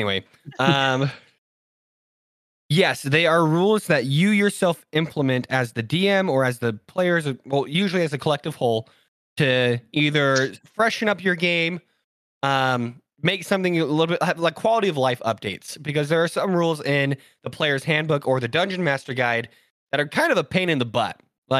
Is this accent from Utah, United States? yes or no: yes; Utah, United States; They already know we're from Utah.